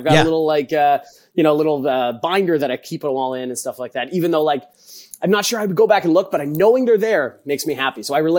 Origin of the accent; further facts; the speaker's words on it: Toronto, Ontario, Canada; I'm born and raised in Toronto